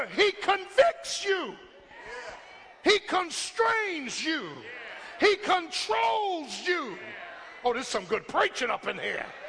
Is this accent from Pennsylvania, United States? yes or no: yes; Philadelphia, Pennsylvania, United States; Born and bred in South Philly. Almost everybody I grew up with is either dead or in jail